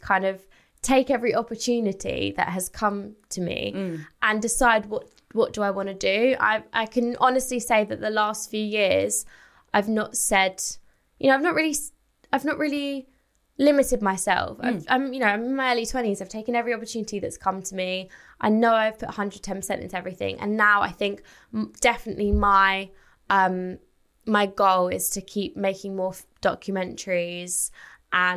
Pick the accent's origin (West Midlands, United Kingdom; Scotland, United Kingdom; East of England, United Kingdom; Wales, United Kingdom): East of England, United Kingdom; Essex; I'm 24. I'm from Essex.